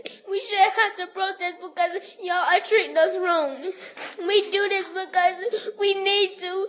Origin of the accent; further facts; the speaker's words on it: Charlotte, North Carolina, United States; I've been born and raised in Charlotte.